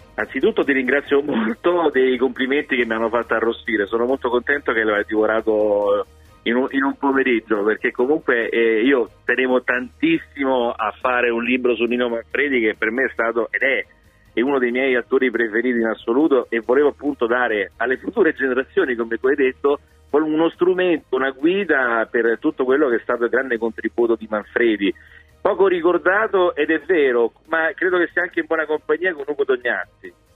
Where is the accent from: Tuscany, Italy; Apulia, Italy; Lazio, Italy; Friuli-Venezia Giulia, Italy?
Lazio, Italy; Rome; da romano